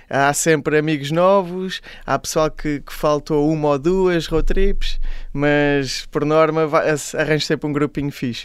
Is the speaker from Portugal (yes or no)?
yes; Caldas da Rainha, Centro, Portugal; eu sou da, das Caldas da Rainha, sou da Zona Oeste